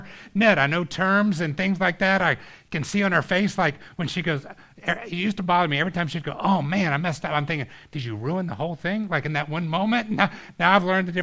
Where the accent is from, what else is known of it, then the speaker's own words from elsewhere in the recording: Georgia, United States; we had this water park growing up in Georgia called Whitewater